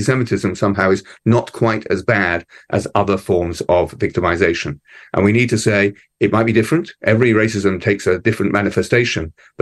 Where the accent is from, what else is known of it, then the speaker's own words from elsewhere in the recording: London, United Kingdom; moved away as an adult; now in Melbourne, Australia; When I was a child growing up in London